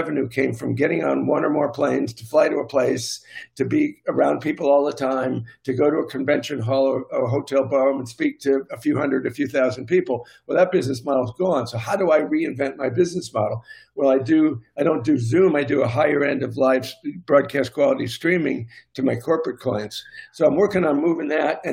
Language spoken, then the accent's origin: English; United States